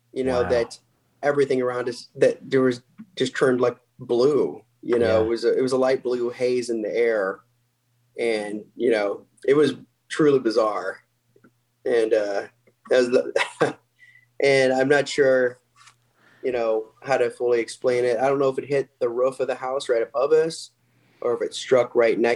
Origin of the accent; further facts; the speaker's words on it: Salem, Missouri, United States; moved away as an adult; also born or lived in Omaha, Nebraska; I was born in Omaha, but then we moved down to the farm in Missouri when I was really young. And before I was even in school, and then moved back to Omaha in 99.